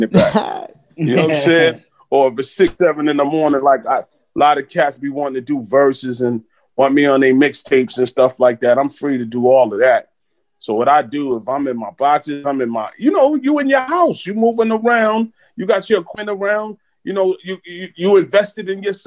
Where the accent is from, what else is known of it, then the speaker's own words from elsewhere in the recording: New York City, New York, United States; growing up in Flatbush, Brooklyn